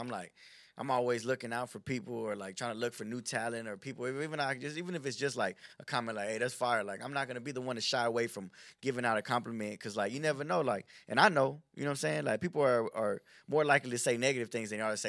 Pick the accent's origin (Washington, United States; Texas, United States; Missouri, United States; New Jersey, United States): Texas, United States; Houston; I was born here in Houston